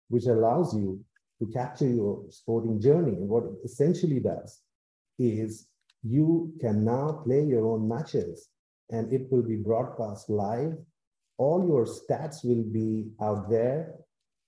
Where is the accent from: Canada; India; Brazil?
India; I'm actually from India